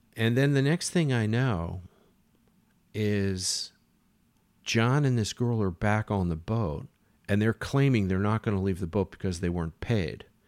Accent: United States; moved away; I'm American, and there weren't very many Americans around

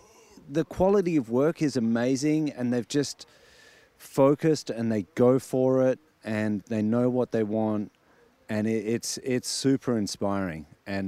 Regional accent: Adelaide, South Australia, Australia; I'm from Adelaide, South Australia.

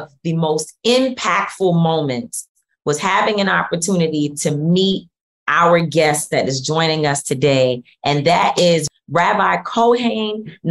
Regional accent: New York City, New York, United States; also born or lived in North Bronx; I'm from Harlem, but I've been in the North Bronx for a long time

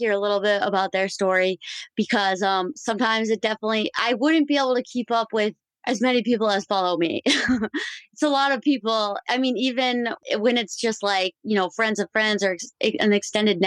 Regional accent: Minnesota, United States; moved away as an adult; I grew up in Minnesota

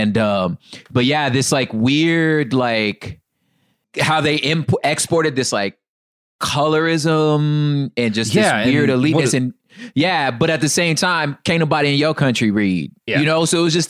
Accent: California, United States; Knowing like being a Californian married to a Mexican woman

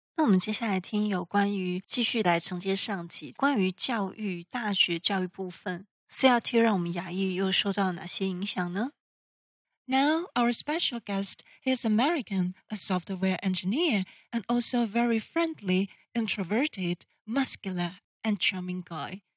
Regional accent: Taiwan; 我们台湾人

